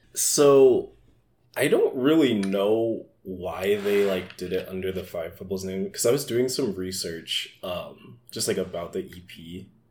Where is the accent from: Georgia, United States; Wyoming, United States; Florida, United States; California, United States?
Georgia, United States; Atlanta; also born or lived in Minneapolis; now in Philadelphia, United States; I grew up in Atlanta